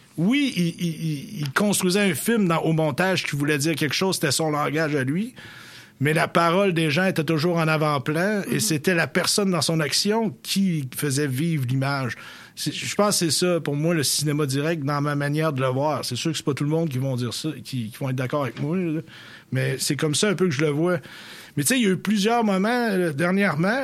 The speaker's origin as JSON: {"language": "French", "town": "Sainte-Félicité-de-L'Islet", "region": "Quebec", "country": "Canada", "said": "le village d'où je viens, Sainte-Félicité de Lillet"}